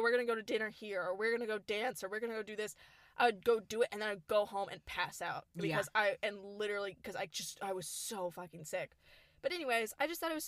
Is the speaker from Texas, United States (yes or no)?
yes; Houston, Texas, United States; We are from Houston